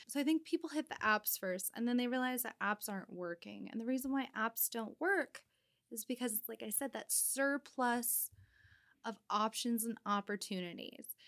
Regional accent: Winnemucca, Nevada, United States; moved away as an adult; also born or lived in Reno, Nevada; now in Seattle, United States; I'm originally from a very small town in northern Nevada called Winnemucca, where it's less than ten thousand people. I grew up, uh, in a street where, no, you don't lock your front door

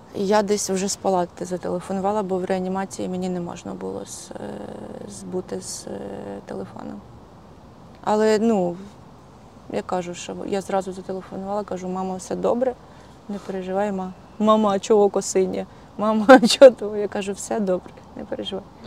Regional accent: Hutsulshchyna, Ukraine; Хоч я і гуцулка

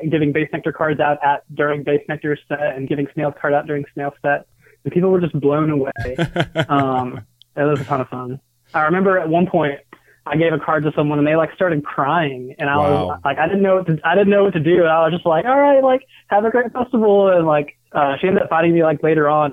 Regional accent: Columbia, South Carolina, United States; I'm from Columbia, South Carolina

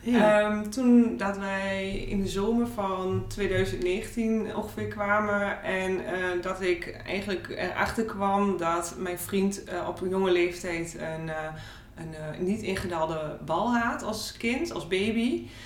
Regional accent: Borne, Overijssel, Netherlands; ik kom uit Borne.

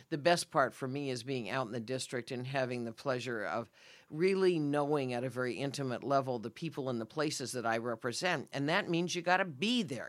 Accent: Redmond, Oregon, United States; moved away; I'm very proud of being a native Oregonian, and particularly Central Oregon. I grew up in Redmond

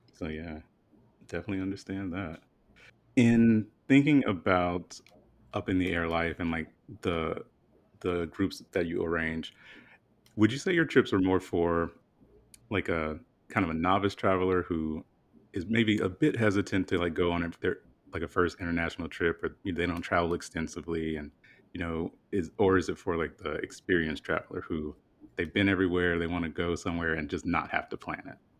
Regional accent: South Carolina, United States; growing up, you know, I'm from South Carolina, really, really small town

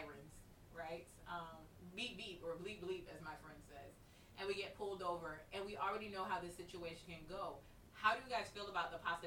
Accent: Dallas, Texas, United States; now in Baton Rouge, United States; I'm from Dallas. I live in Baton Rouge

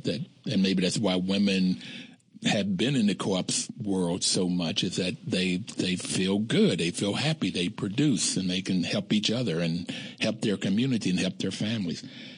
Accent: West Virginia, United States; I'm from West Virginia, and I know these small communities

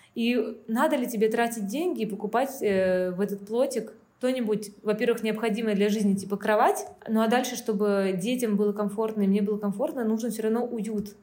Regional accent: Saint Petersburg, Russia; moved away as an adult; now in Antalya, Turkey; я приехала не из Украины, мы из России, мы из Петербурга.

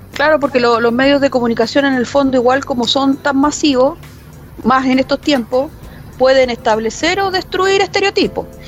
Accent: Chile

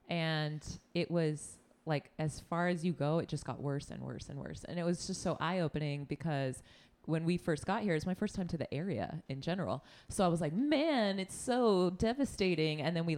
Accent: New York, United States; Like, guess what? We're from New York.

